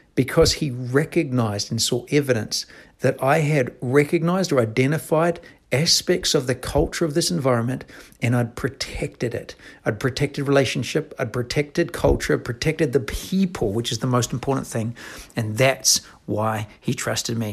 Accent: New Zealand; moved away; I'm from New Zealand

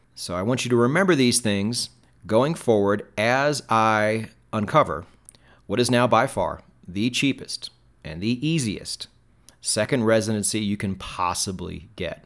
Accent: United States; as an American

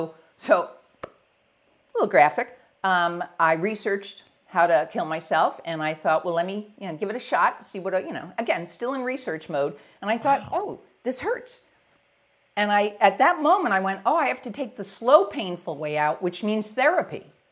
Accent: Northeast, United States; so I grew up in the Northeast, right outside of New York City

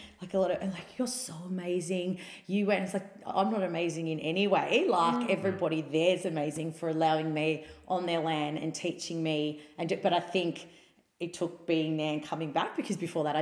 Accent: Melbourne, Victoria, Australia; I was a student from Australia, from Melbourne, coming to another part of Australia to learn

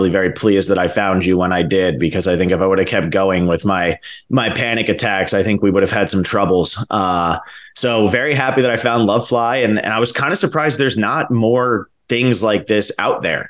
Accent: New Jersey, United States; moved away as an adult; also born or lived in Miami, Florida; when I was a kid, I grew up in New Jersey

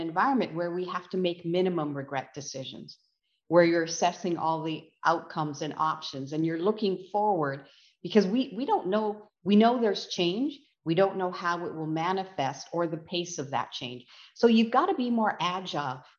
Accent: West Coast, Canada; now in Canadian Prairies; having been born and raised on the West Coast

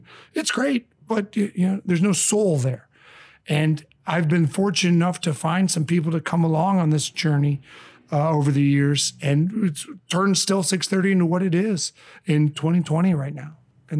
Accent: Michigan, United States; born there; also born or lived in Indiana / Chicago; now in St. Louis, United States; I've always been a Midwestern boy. I was born in Michigan, lived in Indiana for a long time, Chicago, and now the last 9+ years here in St. Louis.

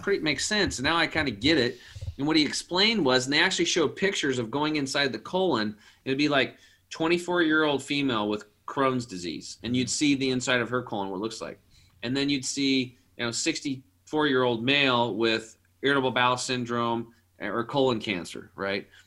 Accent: Eastern Oregon, United States; born or raised there

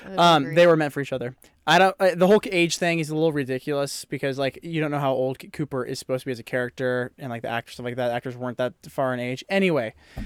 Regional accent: Toronto, Ontario, Canada; So I'm from Toronto.

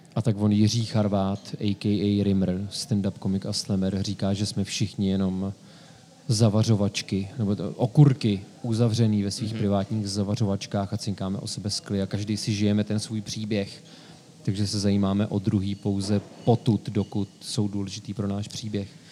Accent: Sokolov, Karlovy Vary Region, Czechia; moved away; svoje dětství v Sokolově, tak si jako první vybavuju byt, ve kterém jsem vyrostl

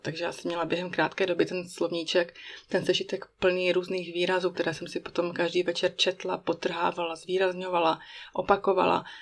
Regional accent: Czechia; first language Czech; moved away as an adult; now in Bern, Switzerland

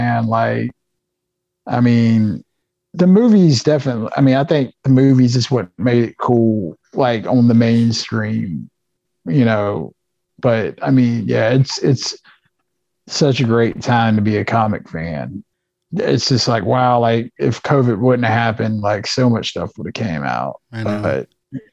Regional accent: South Carolina, United States; also born or lived in North Augusta, South Carolina; even though I'm from South Carolina, I live like basically on the river. Like I live in North Augusta

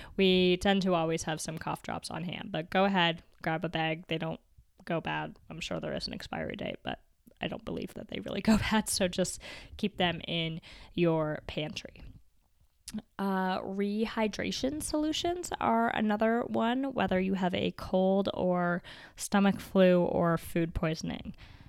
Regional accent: Canada; My dad used to fill one up for me almost every night growing up in the Canadian winter, and it would keep my feet warm, and I just absolutely loved it.

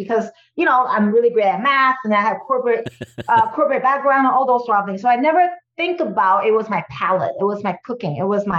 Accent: California, United States; because I came from the Silicon Valley

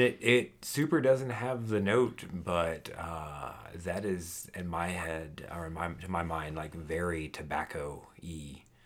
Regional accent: Houston, Texas, United States; when I was a child growing up in Texas

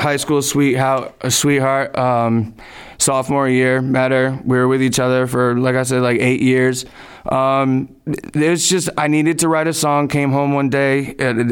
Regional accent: Woodstock, Connecticut, United States; moved away as an adult; now in Wakefield, United States; I was born and raised in Woodstock, Connecticut, currently residing in Wakefield, Rhode Island

